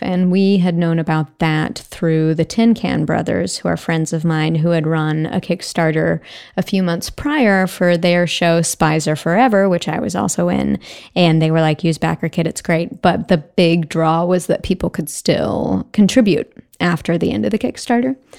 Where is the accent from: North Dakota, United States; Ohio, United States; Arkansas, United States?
Arkansas, United States; moved away as an adult; now in Los Angeles, United States; I'm from Arkansas originally. I came to USC and have lived in Los Angeles ever since